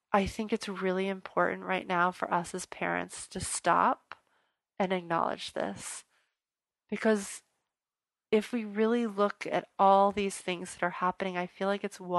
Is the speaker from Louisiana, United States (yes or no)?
yes; New Orleans, Louisiana, United States; I'm from New Orleans